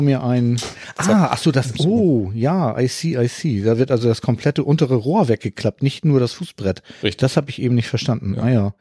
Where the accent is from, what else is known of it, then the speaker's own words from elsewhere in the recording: Hamburg, Germany; ich komme aus Hamburg